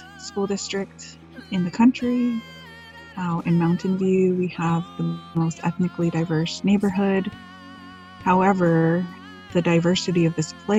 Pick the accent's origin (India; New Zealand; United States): United States; Unalakleet, Alaska; now in Anchorage, United States; I come from Ungalakhlik, also known as Yunlaklit